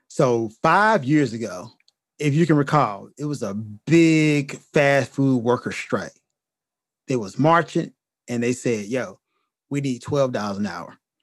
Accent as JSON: {"language": "English", "country": "United States", "said": "As an American"}